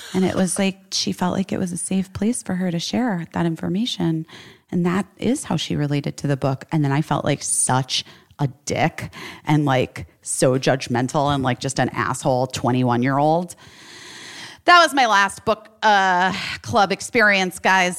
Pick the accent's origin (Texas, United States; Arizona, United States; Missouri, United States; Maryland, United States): Arizona, United States; Scottsdale; moved away; my old neighborhood that I grew up in in Scottsdale